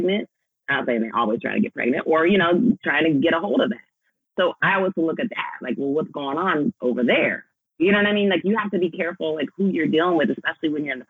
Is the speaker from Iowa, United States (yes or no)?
yes; Des Moines, Iowa, United States; I grew up in Iowa with a white mama.